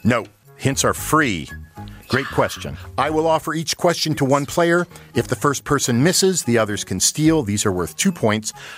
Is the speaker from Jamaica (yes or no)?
no; Saskatchewan, Canada; we're all from Saskatchewan